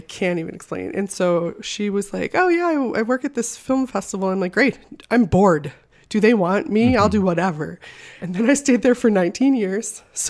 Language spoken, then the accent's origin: English; Midwest, United States; also born or lived in Wisconsin; now in Los Angeles, United States; so I moved out here with no plan from Wisconsin. I just knew I was going to move to LA or New York, and I'm from the Midwest, so I was done with snow.